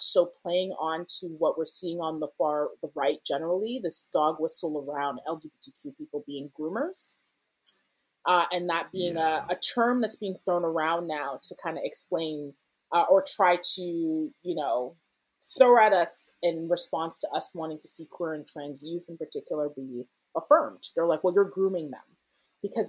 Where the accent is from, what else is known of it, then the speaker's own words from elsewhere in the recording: Ghana; now in Canada; I'm Ghanaian